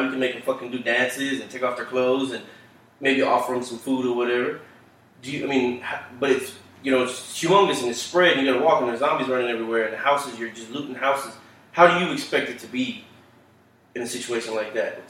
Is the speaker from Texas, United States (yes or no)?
yes; Dallas, Texas, United States; we grew up in Oak Cliffs, it's nothing but Hispanic